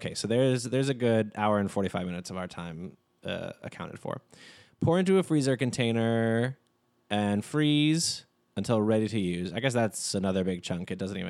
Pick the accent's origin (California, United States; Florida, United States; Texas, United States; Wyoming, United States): Texas, United States; Being from Texas, we do have a commonality of Dr. Pepper, though.